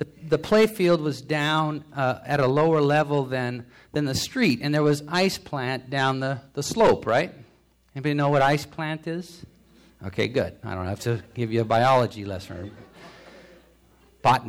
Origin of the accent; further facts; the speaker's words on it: United States; I'm an American